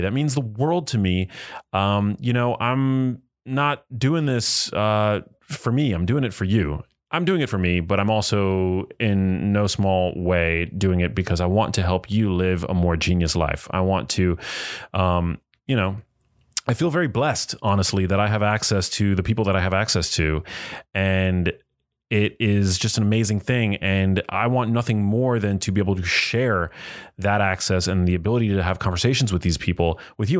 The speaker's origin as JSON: {"language": "English", "town": "New York City", "region": "New York", "country": "United States", "tie": "born or raised there", "said": "growing up in New York City"}